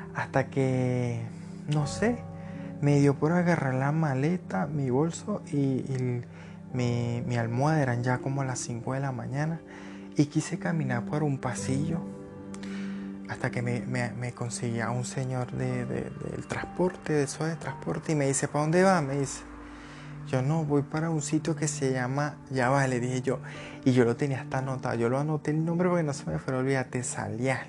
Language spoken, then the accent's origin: Spanish; Barquisimeto, Lara, Venezuela; moved away as an adult; also born or lived in Cúcuta, Colombia / Bogotá, Colombia / Tesalia, Huila, Colombia; now in Colombia; yo soy de Venezuela, soy de Barquisimeto, Estado hablar en Venezuela. Yo emigré en el año 2017